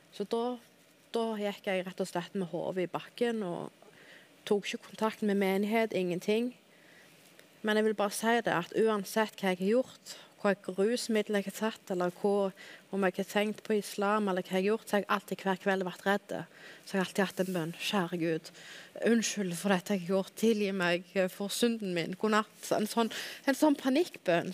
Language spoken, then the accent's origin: Norwegian; Hauge i Dalane, Rogaland, Norway; also born or lived in Stavanger; Jeg òg er født og oppvokst på Haua, da. Samme plass som Tom.